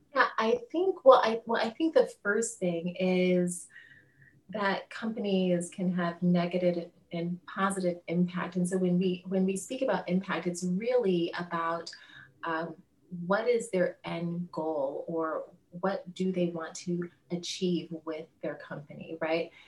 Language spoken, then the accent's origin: English; Chicago, Illinois, United States; moved away as an adult; also born or lived in Rio de Janeiro, Brazil / China; now in France; I'm from Chicago